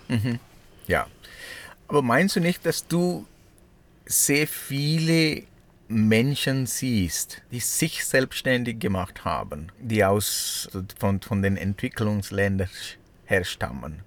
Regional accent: Sri Lanka; German is a second language; now in Switzerland; ich komme aus Sri Lanka

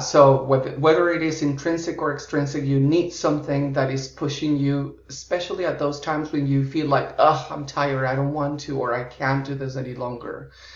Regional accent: Florida, United States; moved away as an adult; also born or lived in Colombia; I was born in Colombia, in South America, and oh, grew wow. up in uh, the US and Florida and have mm-hmm. lived uh, more than half my life abroad uh, in eight different countries

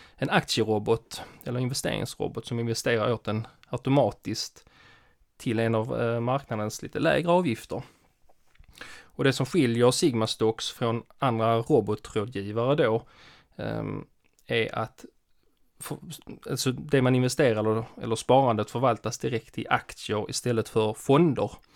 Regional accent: Skåne, Sweden; jag är skåning

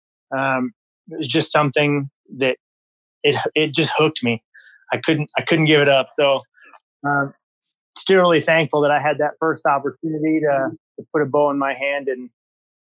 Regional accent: Iowa, United States; So I grew up in Iowa. I was born and raised here.

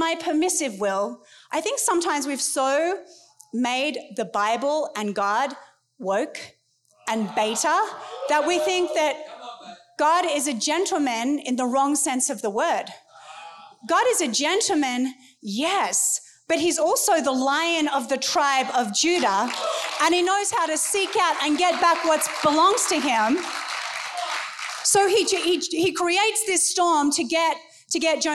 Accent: United States; I'm an American

